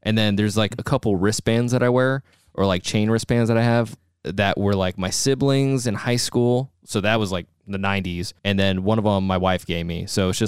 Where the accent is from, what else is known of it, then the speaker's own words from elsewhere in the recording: Los Angeles, California, United States; I was born in Tarzana, California, which is part of the San Fernando Valley.